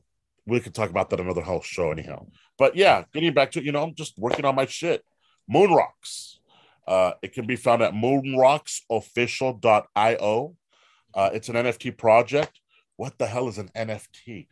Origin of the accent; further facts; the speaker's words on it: Hollywood, California, United States; I'm from Hollywood. My backstory is I've been in Hollywood forever.